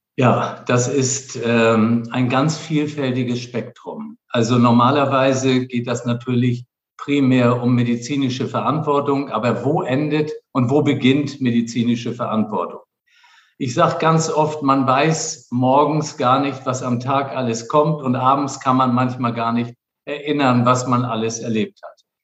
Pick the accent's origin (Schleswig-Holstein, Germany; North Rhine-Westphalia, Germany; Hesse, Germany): Schleswig-Holstein, Germany; Flensburg; also born or lived in Kiel; geboren in Flensburg und zwar im Jahr 1958, also schon lange zurück. Und dann habe ich meine Kindheit in Flensburg verbracht